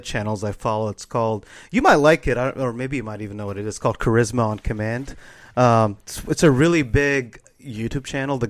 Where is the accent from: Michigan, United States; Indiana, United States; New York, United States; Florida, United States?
Florida, United States; that I grew up with in Florida